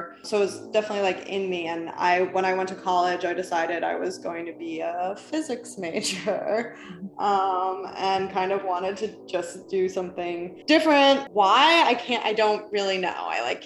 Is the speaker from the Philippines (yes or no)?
no; New York City, New York, United States; moved away as an adult; now in Los Angeles, United States; when I was a teenager, I grew up in New York City